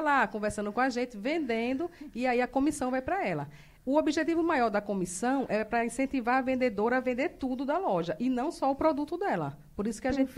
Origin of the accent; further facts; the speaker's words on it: Northeast Region, Brazil; moved away as an adult; now in Rondonópolis, Brazil; Sou nordestina.